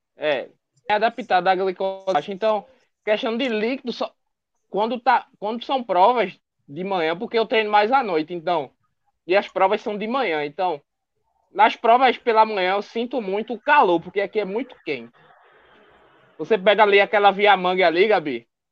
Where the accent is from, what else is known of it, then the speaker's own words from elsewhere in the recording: Recife, Pernambuco, Brazil; accent: nordestino; tenho 25 anos, sou de Recife